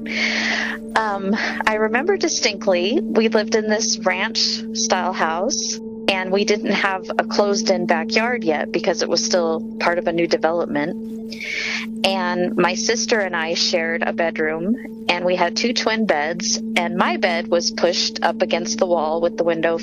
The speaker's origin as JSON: {"language": "English", "town": "Aurora", "region": "Colorado", "country": "United States", "tie": "born or raised there", "said": "I grew up in Aurora, Colorado"}